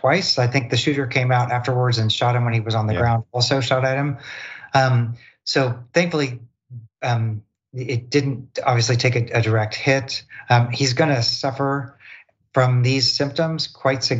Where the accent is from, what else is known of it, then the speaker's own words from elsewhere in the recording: Missouri, United States; I'm from Missouri